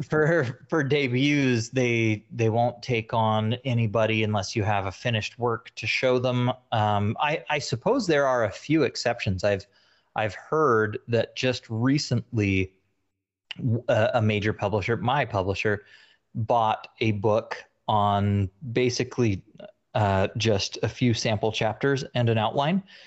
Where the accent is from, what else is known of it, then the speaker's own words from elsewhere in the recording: Utah, United States; moved away; I'm originally from Utah